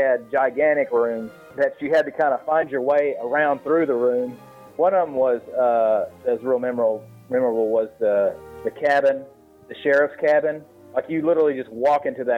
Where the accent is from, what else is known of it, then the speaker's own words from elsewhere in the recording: the South, United States; I'm being from the South